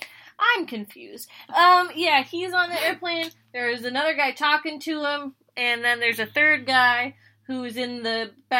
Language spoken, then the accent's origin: English; Comox, British Columbia, Canada; my hometown of Comox